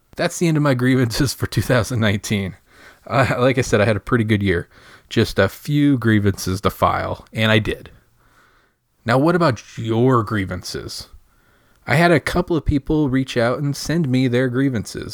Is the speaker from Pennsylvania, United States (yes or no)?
no; Michigan, United States; now in Indiana, United States; I grew up in Michigan.